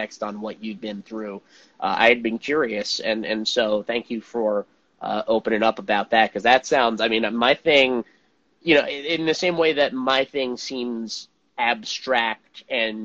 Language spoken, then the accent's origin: English; Montclair, New Jersey, United States; where I grew up in New Jersey, which is a suburb called Montclair.